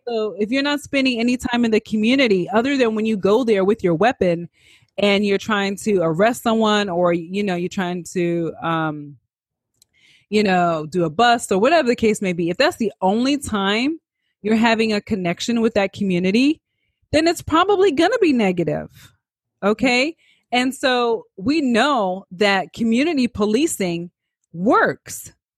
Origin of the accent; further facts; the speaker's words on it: New York City, New York, United States; I'm a New Yorker